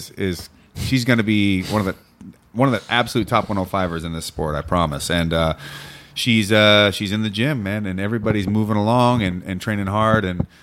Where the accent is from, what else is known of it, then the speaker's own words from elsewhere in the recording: Washington, United States; I'm from Washington.